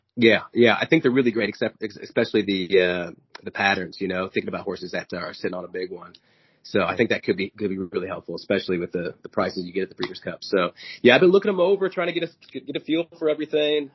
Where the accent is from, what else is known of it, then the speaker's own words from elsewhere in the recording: Kansas City, Missouri, United States; I, am from Kansas City